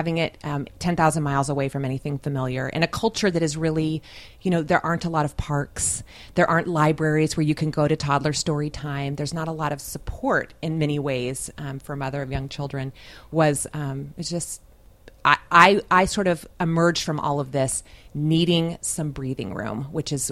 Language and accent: English; San Diego, California, United States; moved away as an adult; also born or lived in Bahrain; I'm from San Diego